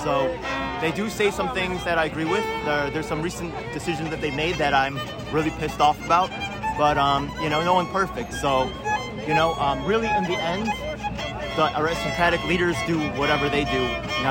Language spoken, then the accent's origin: English; New York City, New York, United States; I'm actually in Ridgewood, Queens. I'm representing New York City. I'm Korean-American.